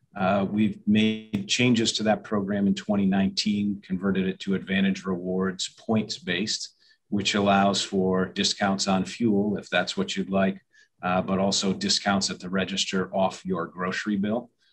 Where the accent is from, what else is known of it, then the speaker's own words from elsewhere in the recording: New Hampshire, United States; moved away as an adult; now in upstate New York, United States; I am from New Hampshire originally